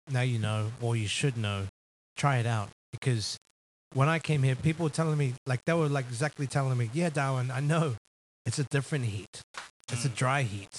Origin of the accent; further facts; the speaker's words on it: New Zealand; moved away as an adult; now in Queensland, Australia; I'm from New Zealand